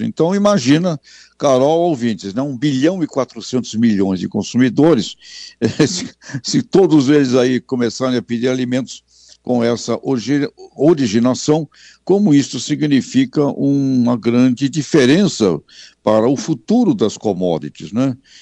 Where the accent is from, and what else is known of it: Brazil